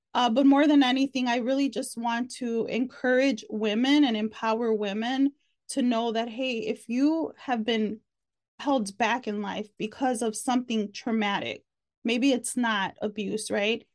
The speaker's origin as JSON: {"language": "English", "town": "Chicago", "region": "Illinois", "country": "United States", "moved": "as an adult", "lives_now": "Texas, United States", "said": "I'm originally from Chicago, but I've been here for almost two years"}